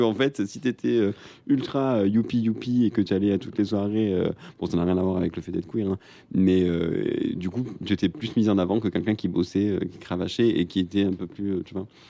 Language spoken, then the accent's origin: French; Marseille, Provence-Alpes-Côte d'Azur, France; je viens de Marseille